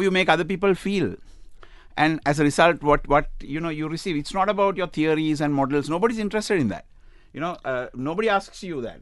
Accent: Sri Lanka; now in United Arab Emirates; I come from Sri Lanka

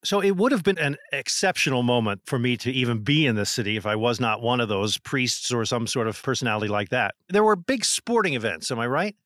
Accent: New Jersey, United States; growing up in New Jersey

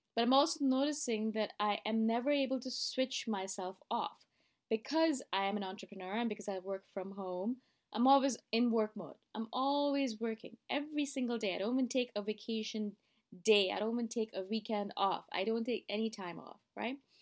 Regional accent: Toronto, Ontario, Canada; moved away as an adult; now in Thailand; I am living in Thailand, as you guys know, but I am originally from Toronto.

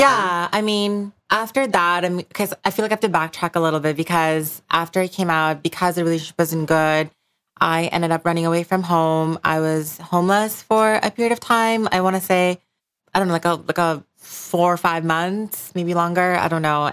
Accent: Bangladesh; moved away; I grew up in Bangladesh

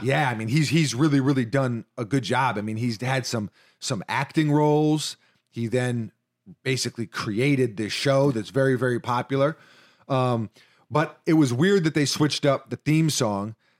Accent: New York, United States; in my D N A as a New Yorker

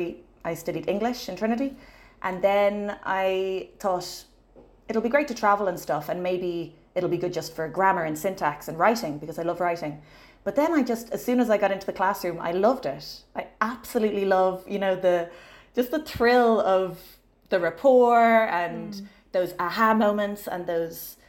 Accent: Dublin, Leinster, Ireland; I'm from Dublin and I've been teaching about 10 years

